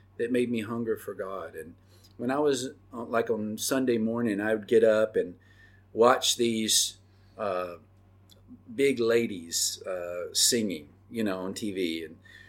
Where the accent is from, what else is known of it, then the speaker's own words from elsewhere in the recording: Oxford, Mississippi, United States; I grew up in Oxford, Mississippi